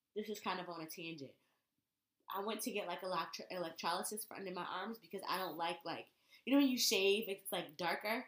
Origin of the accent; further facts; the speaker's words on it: Connecticut, United States; I grew up in Connecticut